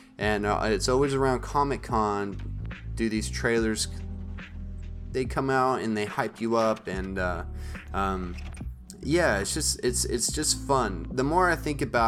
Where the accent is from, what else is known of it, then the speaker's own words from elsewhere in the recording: northern Maine, United States; when me and my family, we lived in northern Maine, in my small town, my hometown